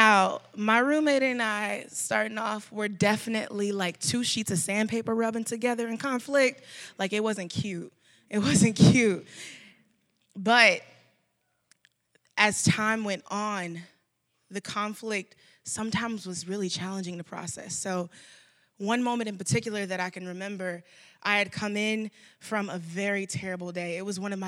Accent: Dallas, Texas, United States; I am from Dallas, Texas

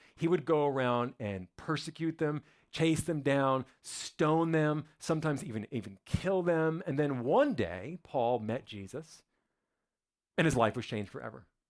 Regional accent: New Jersey, United States; moved away; I'm from New Jersey, right outside of Manhattan

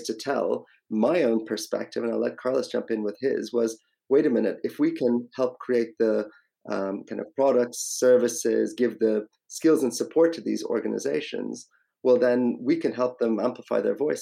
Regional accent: Ireland; moved away as an adult; also born or lived in India; now in London, United Kingdom; My own background, so originally Indian, actually grew up in Ireland, moved over to London about 20 years ago

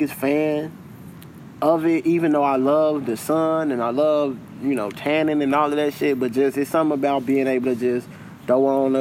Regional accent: Chicago, Illinois, United States; I will always be from Chicago, from the South Side

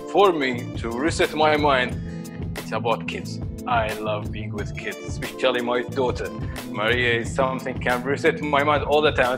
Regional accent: Sharjah, United Arab Emirates; I grew up in lovely area, Sharjah called Halwan

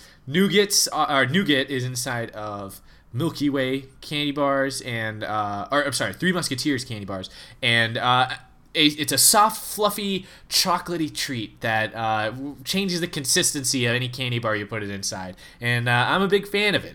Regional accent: United States; as an American

